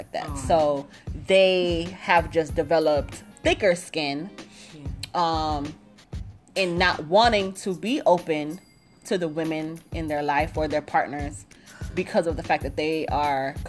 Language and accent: English; Jamaica; I'm Jamaican